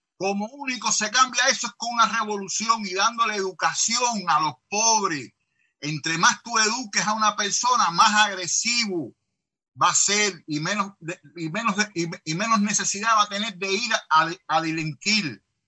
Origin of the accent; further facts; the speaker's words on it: Cuba; Yo vengo también de un país del tercer mundo